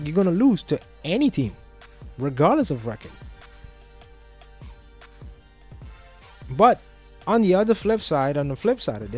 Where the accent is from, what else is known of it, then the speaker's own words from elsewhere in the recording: Curaçao; moved away; I grew up in Curaçao. I lived there for many years.